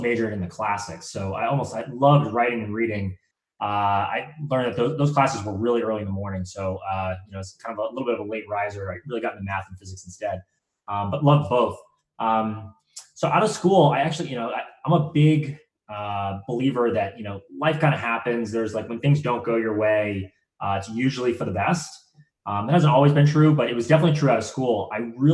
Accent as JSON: {"language": "English", "area": "just outside of Boston", "region": "Massachusetts", "country": "United States", "tie": "born or raised there", "said": "I grew up, just outside of Boston. I grew up there, my entire childhood."}